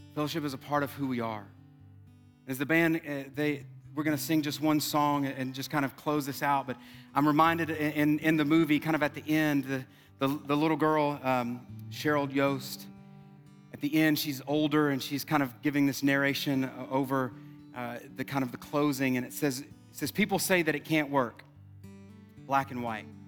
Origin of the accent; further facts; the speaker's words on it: South Louisiana, United States; I'm from South Louisiana